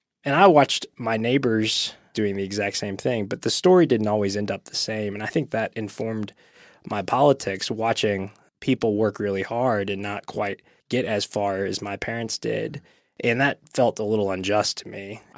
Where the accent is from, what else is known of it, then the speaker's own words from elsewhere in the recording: East Ridge, Tennessee, United States; I grew up in Eastridge, Tennessee, and my dad immigrated from Thailand and moved to this country whenever he was quite young, 9 or 10 years old.